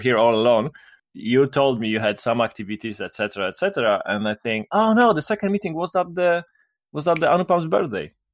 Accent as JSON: {"language": "English", "town": "Kraków", "region": "Lesser Poland", "country": "Poland", "said": "I'm from Poland, which is located in Central Europe, not Eastern Europe"}